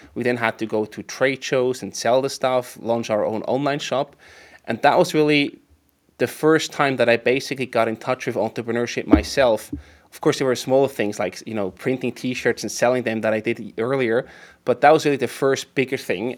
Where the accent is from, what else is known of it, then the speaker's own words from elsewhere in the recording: Emmental Valley, near Bern, Switzerland; moved away as an adult; also born or lived in St. Gallen, Switzerland; now in Zürich, Switzerland; I went back to my parents' place near, near Bern, in the Emmental Valley